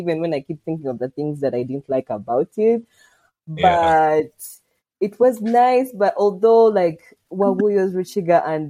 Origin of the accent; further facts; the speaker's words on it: Kabale, Lake Bunyonyi, Western Region, Uganda; It's a real place in Kawale on Lake Bunyonyi. Yay, my hometown.